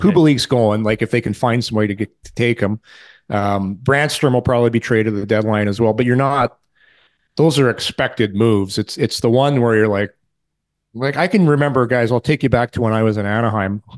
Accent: Ottawa, Ontario, Canada; I'm from Ottawa

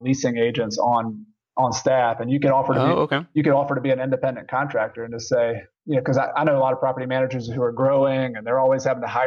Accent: the South, United States; I grew up in the South and we'd go out in the country.

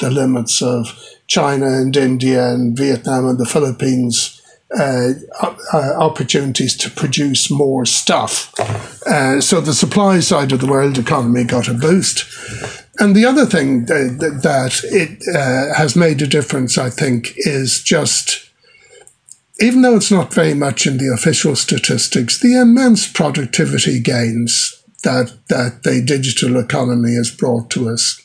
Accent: Ireland; moved away as an adult; now in New Zealand; Where I grew up in Ireland

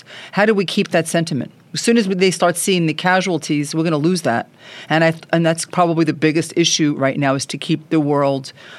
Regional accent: United States; now in New York City, United States; as an American Jew, as a child of the Holocaust

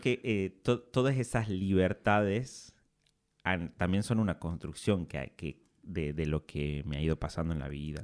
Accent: Simoca, Tucumán, Argentina; moved away as an adult; me fui de Simoca, que queda a 50 kilómetros de la capital, a la capital de Tucumán a estudiar

